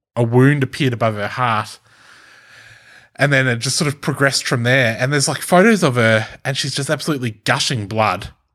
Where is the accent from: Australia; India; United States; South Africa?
Australia; accent: Australian; an Australian accent 'cause I am Australian